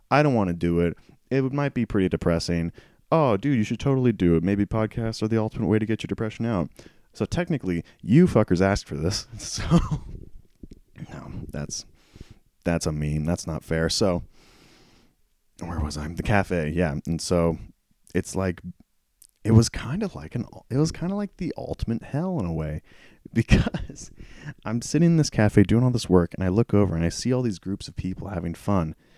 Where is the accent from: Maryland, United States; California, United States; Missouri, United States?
California, United States; Prather; I've lived in this town, my hometown, for so long. To give you an idea, I live in, uh, a town, close to a town called Prather, and it's about, ooh, forty-five minutes to an hour away from Fresno